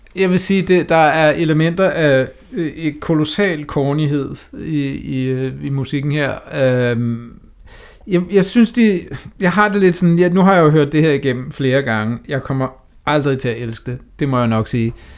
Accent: Denmark; man som dansker skal udtrykke sig på engelsk

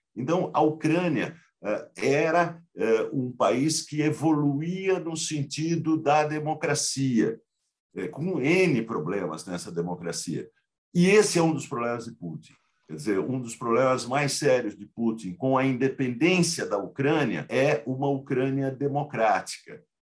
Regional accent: Brazil; como brasileiros

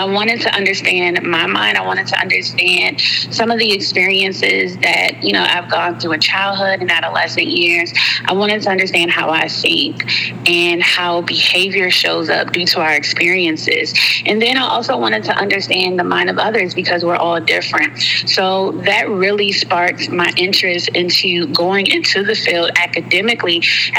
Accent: Alabama, United States; I'm from Alabama, and most of my family is still in the state. I am a military brat, so I did move around quite often.

